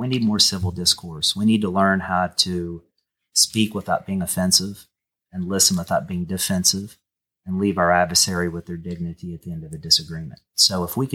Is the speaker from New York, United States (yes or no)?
no; Canova, West Virginia, United States; accent: twang; also born or lived in Wayne County, West Virginia; I was from Canova, West Virginia